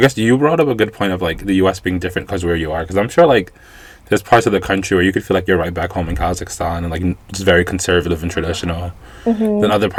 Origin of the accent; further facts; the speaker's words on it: New York City, New York, United States; I grew up in New York City, which is like one of the most diverse places ever